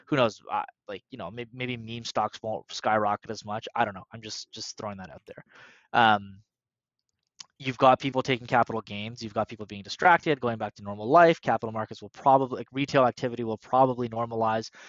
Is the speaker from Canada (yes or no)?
yes; Canada; we're Canadian